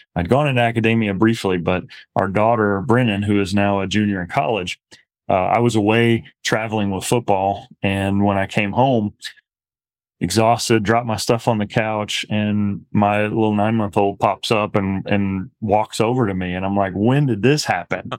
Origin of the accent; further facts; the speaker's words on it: Midwest, United States; moved away as an adult; also born or lived in Arizona; now in Lubbock, United States; went to undergrad at S I U Carbondale, not far from where I grew up in Midwest